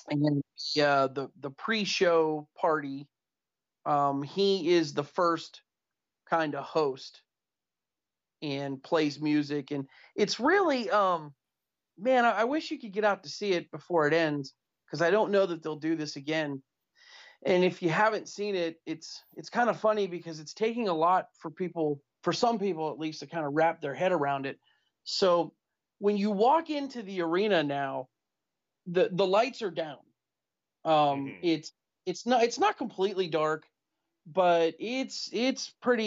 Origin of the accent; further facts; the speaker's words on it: Youngstown, Ohio, United States; I grew up in Youngstown, about 45 minutes from Pittsburgh